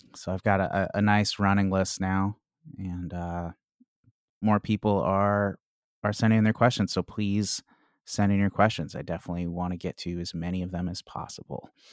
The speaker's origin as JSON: {"language": "English", "town": "Chicago", "region": "Illinois", "country": "United States", "moved": "yes", "lives_now": "Washington, D.C., United States", "said": "I'm from Chicago originally"}